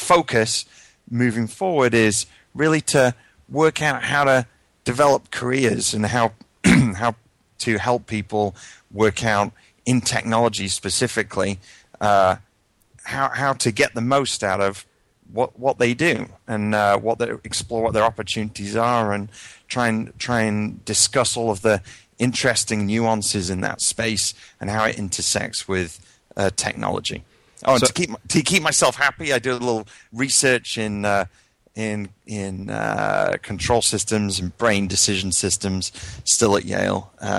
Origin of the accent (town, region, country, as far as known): United Kingdom; moved away as an adult; now in United States